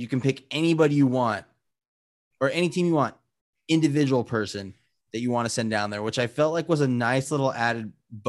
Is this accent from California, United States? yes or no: yes; Glendora, California, United States; I'm from Glendora, California, which is the pride of the foothills.